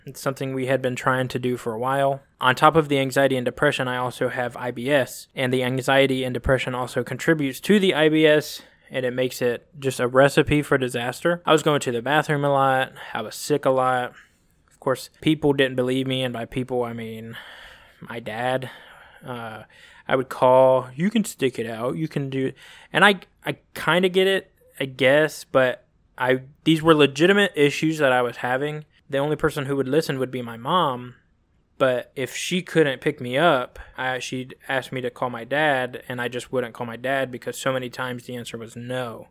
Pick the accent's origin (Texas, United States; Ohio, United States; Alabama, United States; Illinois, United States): Alabama, United States; Phenix City; also born or lived in California / Columbus, Georgia; I was born in California, and when I was three or four, I think it was, we moved to good old Phoenix City, Alabama, which if anybody's from Phoenix City or Columbus, Georgia, you know that they are neighboring towns, eh, separated by the border of Alabama and Georgia. So Phoenix City, Alabama, and Columbus, Georgia. So I grew up there back and forth.